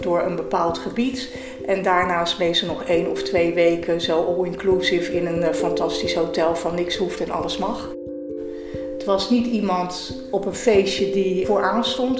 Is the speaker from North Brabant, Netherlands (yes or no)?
no; Delft, South Holland, Netherlands; ik ben 59 jaar, geboren en getogen in Delft